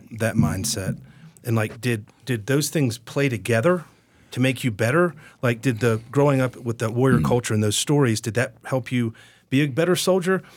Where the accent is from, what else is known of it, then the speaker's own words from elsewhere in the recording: Georgia, United States; I am from the South. I'm from mm-hmm. Georgia